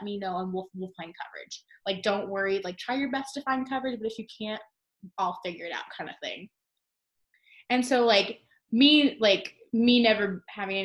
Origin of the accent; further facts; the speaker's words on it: Arizona, United States; I'm from Arizona.